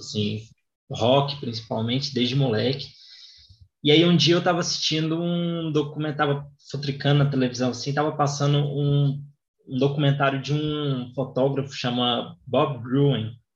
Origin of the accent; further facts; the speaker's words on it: Goiânia, Goiás, Brazil; eu sou de Goiânia